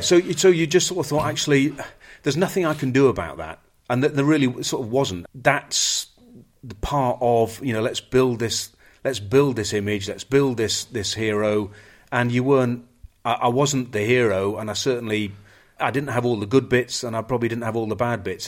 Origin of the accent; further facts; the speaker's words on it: England, United Kingdom; The English, we're not